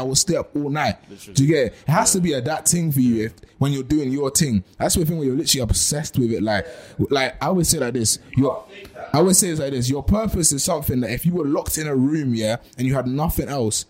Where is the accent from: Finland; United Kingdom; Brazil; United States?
United Kingdom; Bristol, South West England; Now I'm from Bristol, bro.